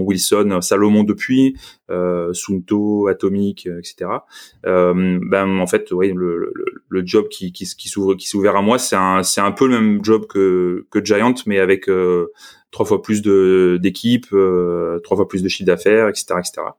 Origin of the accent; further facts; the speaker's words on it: Marseille, Provence-Alpes-Côte d'Azur, France; moved away as an adult; also born or lived in Paris / Lyon; je suis de Marseille